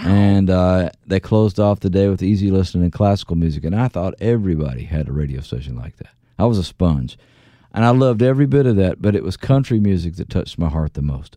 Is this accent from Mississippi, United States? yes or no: yes; Philadelphia, Mississippi, United States; I was raised in the South